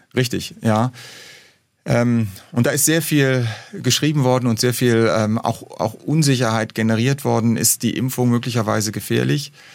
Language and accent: German; Rhineland, Germany; moved away; also born or lived in Hamburg; als Rheinländer